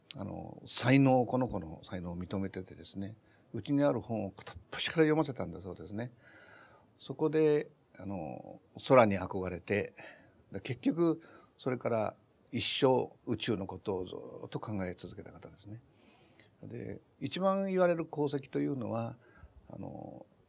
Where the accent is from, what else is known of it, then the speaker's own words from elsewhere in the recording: Kure, Hiroshima, Japan; 私は広島の呉って町で生まれたんですけど呉の西